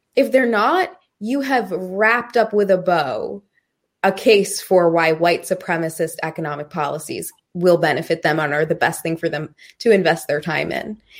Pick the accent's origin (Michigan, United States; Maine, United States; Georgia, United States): Maine, United States; when I was a kid, we lived in the projects